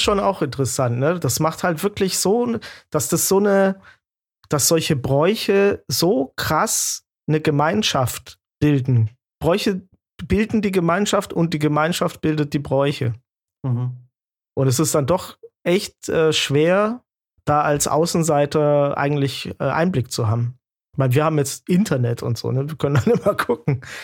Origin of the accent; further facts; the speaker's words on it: Swabian Jura, Baden-Württemberg, Germany; moved away as an adult; also born or lived in Berlin; now in Munich, Germany; Jan und ich, wir sind ja auf der Alp groß geworden